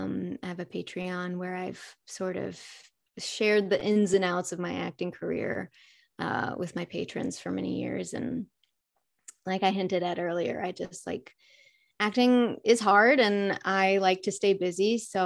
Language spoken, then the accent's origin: English; Fayetteville, Arkansas, United States; now in Los Angeles, United States; I'm from Arkansas, but I've lived in LA for quite a few years now.